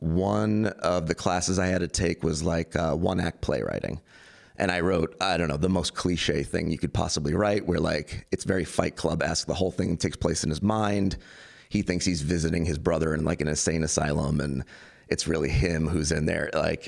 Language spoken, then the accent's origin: English; Queens, New York, United States; also born or lived in Long Island; It's just like the where I was raised and the way I was raised in Queens and Long Island.